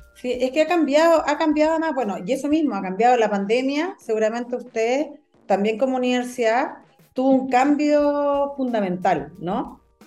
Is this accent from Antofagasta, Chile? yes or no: yes; Antofagasta, Chile; Yo soy de Antofagasta.